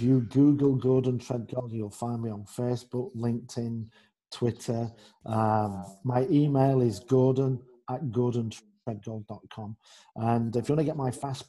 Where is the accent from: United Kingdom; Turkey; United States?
United Kingdom; England; moved away; also born or lived in Netherlands / Germany; I'm English. Yeah. I'm English. I'm from the land of Shakespeare, Chaucer, Dickens